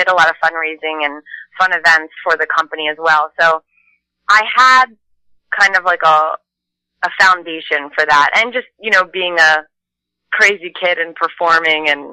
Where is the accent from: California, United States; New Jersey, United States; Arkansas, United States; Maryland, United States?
Maryland, United States; now in Los Angeles, United States; I'm from Maryland, so we used to have crab feasts every summer, and all the neighbors would come over